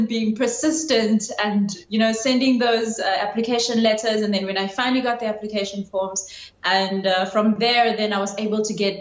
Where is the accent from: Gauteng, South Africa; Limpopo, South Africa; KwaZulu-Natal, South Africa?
KwaZulu-Natal, South Africa; Durban; When I was growing up in my hometown, I hardly ever saw anyone from the military.